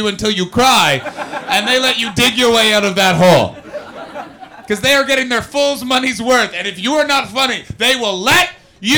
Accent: Canada; I'm from Canada

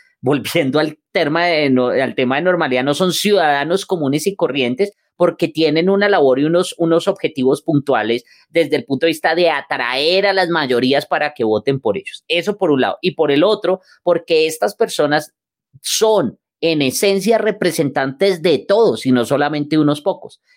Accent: Colombia; somos nosotros como colombianos

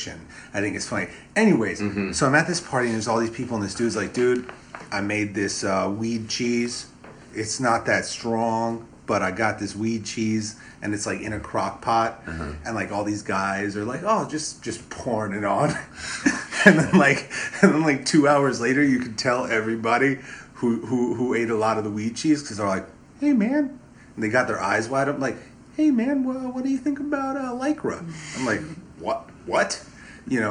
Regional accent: New York City, New York, United States; I was born in Brooklyn

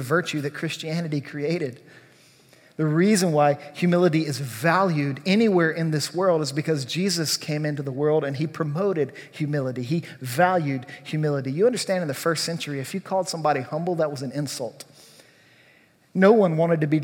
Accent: Louisiana, United States; I grew up in Louisiana.

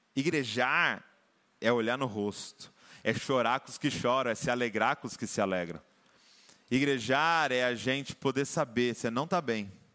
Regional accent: Brazil

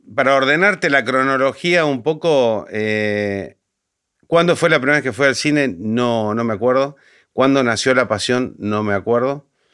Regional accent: Argentina; now in Buenos Aires, Argentina; mi pueblo

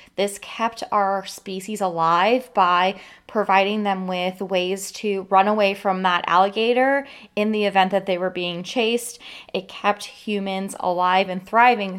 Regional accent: Florida, United States; living in and growing up in Florida

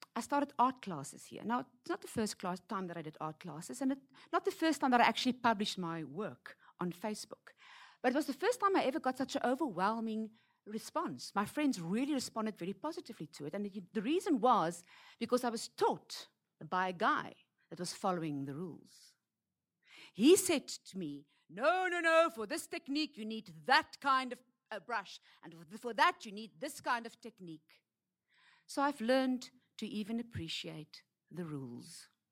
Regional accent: South Africa; moved away as an adult; now in Hong Kong; I'm from Africa

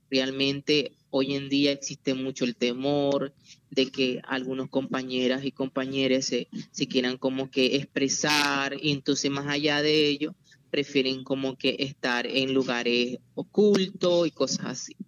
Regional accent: Venezuela; now in Zona Bananera, Colombia; soy migrante venezolano y formo parte del movimiento LGBTI en la zona rural del municipio de Zona Bananera

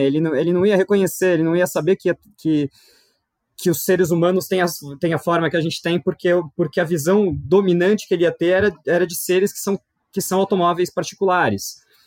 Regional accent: São Paulo, Brazil; eu sou de São Paulo, nascido e criado e, e, fiz a minha vida toda aqui

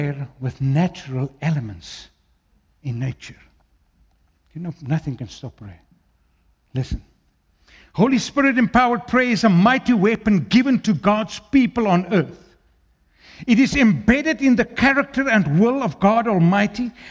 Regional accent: South Africa; first language Afrikaans; English is a second language; I'm an Afrikaans guy. I'm a Burki. English is my third language. Afrikaans is first

